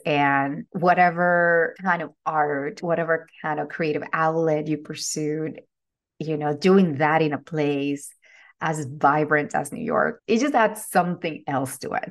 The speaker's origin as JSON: {"language": "English", "country": "Venezuela", "tie": "born or raised there", "moved": "as an adult", "said": "I am originally from Venezuela. I was born and raised there."}